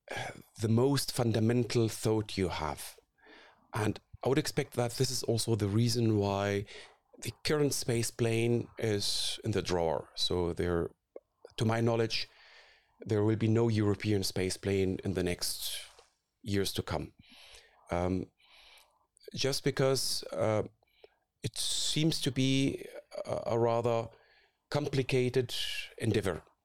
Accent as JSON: {"language": "English", "country": "Syria", "tie": "born or raised there", "also_born_or_lived": "Karlsruhe, Germany", "moved": "as an adult", "lives_now": "Munich, Germany", "said": "I grew up in Syria"}